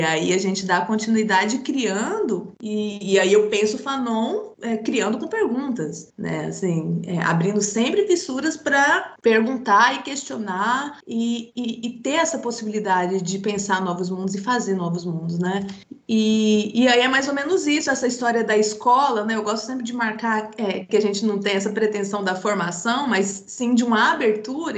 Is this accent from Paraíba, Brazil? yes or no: no; Goiás, Brazil; also born or lived in Jataí; Eu, eu sou do interior do estado de Goiás, da cidade, cidade de Goiás